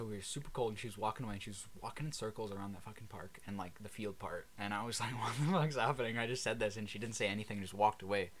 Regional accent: Canada; we're Canadian.

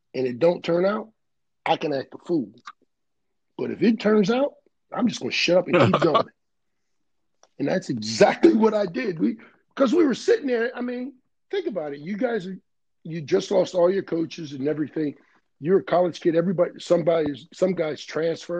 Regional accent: Cleveland, Ohio, United States; I'm a guy from Cleveland

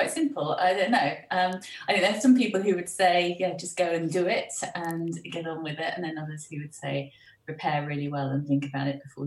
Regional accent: United Kingdom; also born or lived in United States; the rest of the time I grew up in the UK

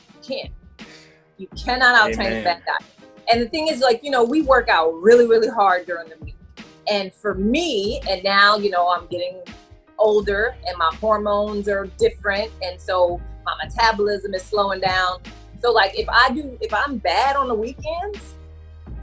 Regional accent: New Orleans, Louisiana, United States; I'm from New Orleans area

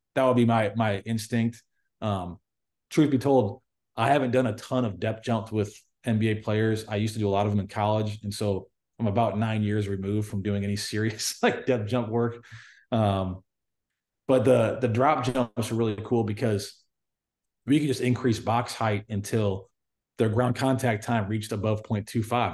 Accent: United States; I'm American

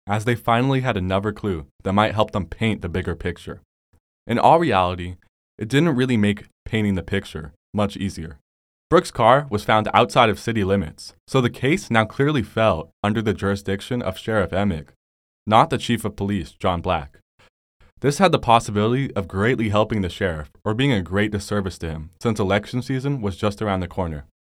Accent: Bay Area, California, United States; I'm from the Bay Area

